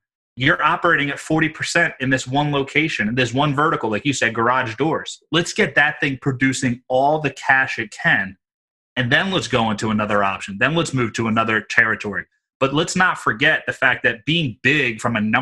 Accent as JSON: {"language": "English", "town": "Philadelphia", "region": "Pennsylvania", "country": "United States", "said": "I'm from Philly"}